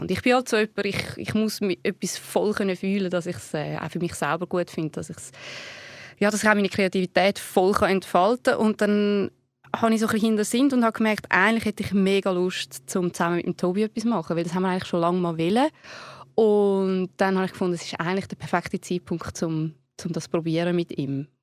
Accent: Zurich, Switzerland; wir sind ja beide aus Zürich

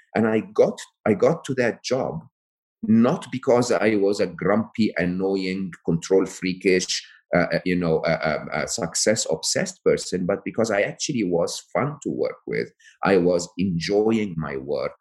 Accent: Egypt; I come from Egypt

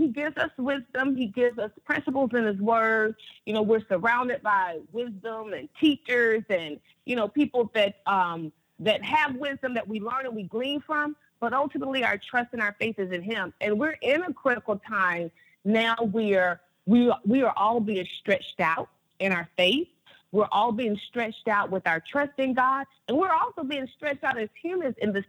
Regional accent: North Carolina, United States; I grew up, I'm from North Carolina

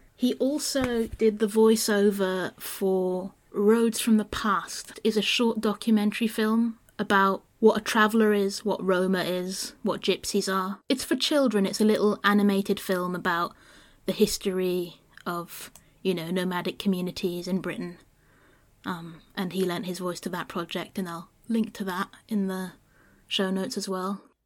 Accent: Brittany, France; growing up in Brittany

